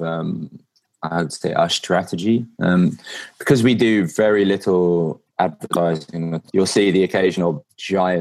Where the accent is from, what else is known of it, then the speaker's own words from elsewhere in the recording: England, United Kingdom; I'm from England and I drive on the other side of the road